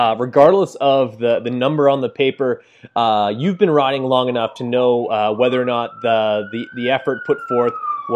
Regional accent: Canada; that's where I'm from. I'm from Canada

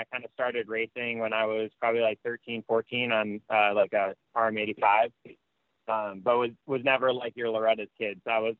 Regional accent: Midwest, United States; moved away as an adult; also born or lived in Ohio; now in California, United States; growing up in the Midwest

